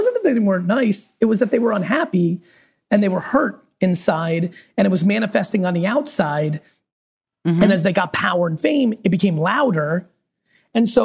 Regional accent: New Jersey, United States; also born or lived in Soviet Union; I grew up in New Jersey, in the streets of Jersey

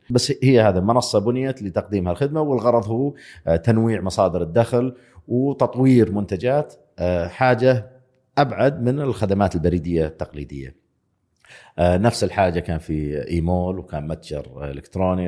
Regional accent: Saudi Arabia; also born or lived in United States; أنا موظف سعودي في أمريكا

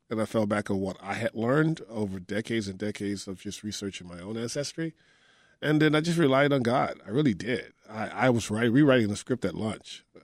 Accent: Texas, United States; because me growing up in Texas, I didn't know that Corsicana was the the the launch point or the launch pad

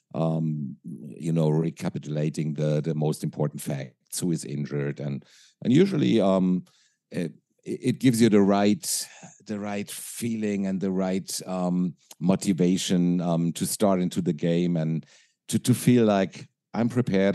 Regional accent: Frankfurt, Hesse, Germany; English is a second language; I grew up in Frankfurt, uh, Frankfurt, Germany

